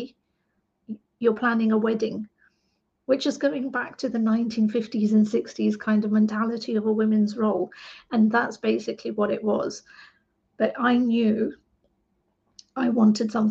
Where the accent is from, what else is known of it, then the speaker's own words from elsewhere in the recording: England, United Kingdom; I'm an British Asian woman, second generation Indian Asian woman in England